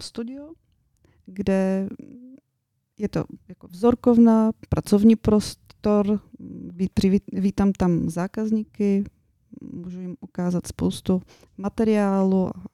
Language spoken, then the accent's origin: Czech; Yasna Polyana, Bulgaria; Czech is a second language; moved away as an adult; now in Czech Republic; já pocházím z Bulharska, jak si říkala na úvodu. Eh, přicházím od moře